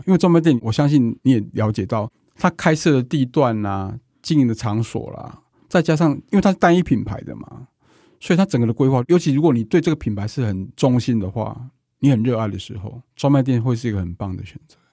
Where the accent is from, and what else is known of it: Taiwan